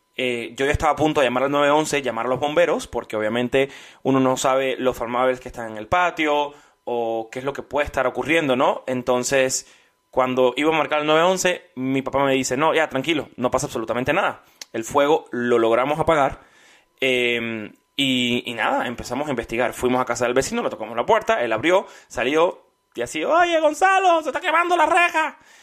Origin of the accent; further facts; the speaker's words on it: Cuba; moved away; Así somos los cubanos